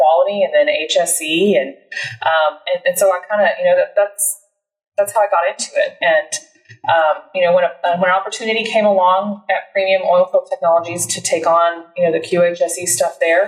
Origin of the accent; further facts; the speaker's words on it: Deer Park, Texas, United States; also born or lived in Connecticut; I grew up in the Houston area, born in Connecticut, but got here as fast as I could, they say, courtesy of my dad in the military. Been here since I was six. Grew up in Deer Park.